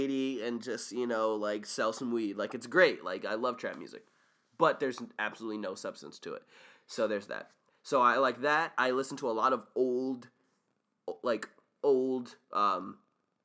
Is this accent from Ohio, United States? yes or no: no; Windsor, Connecticut, United States; growing up in Windsor, Connecticut